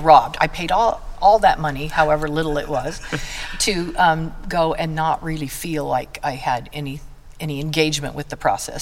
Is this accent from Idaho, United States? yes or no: yes; Blackfoot, Idaho, United States; I'm from Blackfoot, um, we are known literally nationwide for the almighty thing that we grow here, and that's the potato.